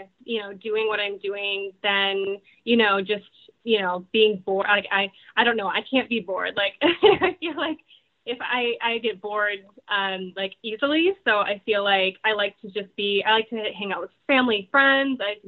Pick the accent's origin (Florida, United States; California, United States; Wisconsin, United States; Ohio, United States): Wisconsin, United States; Portage; accent: Midwestern; I grew up in Wisconsin, so we're the dairy state